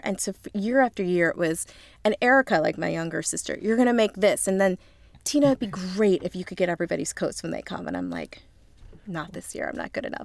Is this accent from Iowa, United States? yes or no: no; Lancaster, Pennsylvania, United States; moved away; I'm actually from Amish country. I'm from Lancaster, Pennsylvania